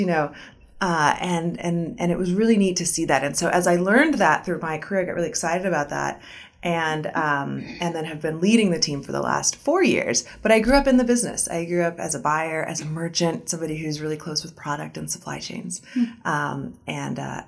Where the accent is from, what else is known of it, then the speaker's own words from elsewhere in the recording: South Florida, United States; now in Arkansas, United States; I grew up in Florida, in South Florida, near the ocean and in the Everglades